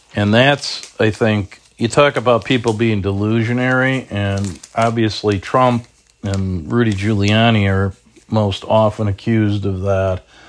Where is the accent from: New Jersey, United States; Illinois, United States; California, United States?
Illinois, United States; Chicago; I'm not even from Bridgeport, but I am from South Shore. You know, I always say to people up here, you know, you gotta remember, when I'm in Lincoln Park, you gotta remember I'm from the South Side